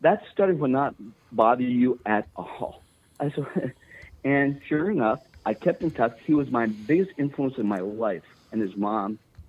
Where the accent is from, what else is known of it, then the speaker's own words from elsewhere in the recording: Virginia, Minnesota, United States; I grew up in Virginia, Minnesota, right?